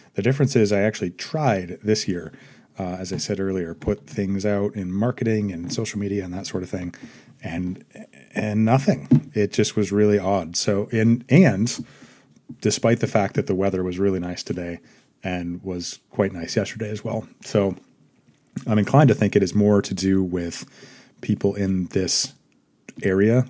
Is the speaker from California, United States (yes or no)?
no; Maine, United States; growing up in Maine